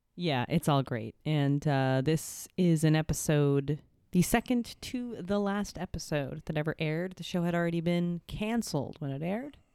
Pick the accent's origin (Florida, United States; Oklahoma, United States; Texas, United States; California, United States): California, United States; I'm a Californian